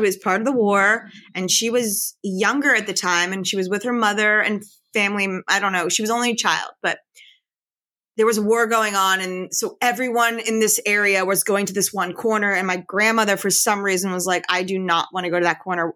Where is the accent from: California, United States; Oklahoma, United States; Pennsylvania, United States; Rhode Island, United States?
Pennsylvania, United States; Philadelphia; I was born in Chestnut Hill. I grew up in Chestnut Hill. I lived in Chestnut Hill till I was about ten years old, and I lived around this area